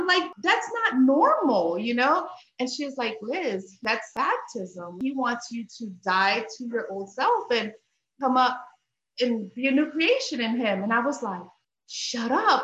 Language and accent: English; Bethlehem, Pennsylvania, United States; moved away as an adult; now in South Carolina, United States; I'm originally from Bethlehem, Pennsylvania. Grew up there, but then at 18, I moved to South Carolina.